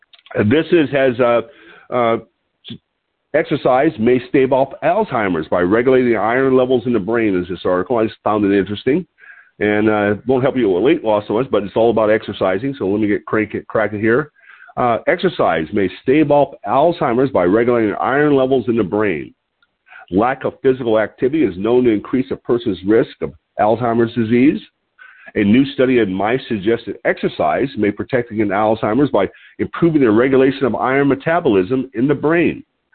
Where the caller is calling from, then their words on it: Lompoc, California, United States; I'm your host today. I'm calling in from Lompoc, California, which sits about 54 miles north of Santa Barbara on the central coast of California.